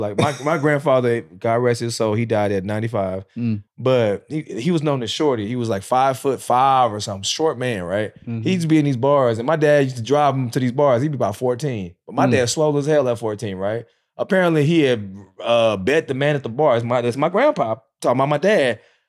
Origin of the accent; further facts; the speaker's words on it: South Korea; I grew up in Korea.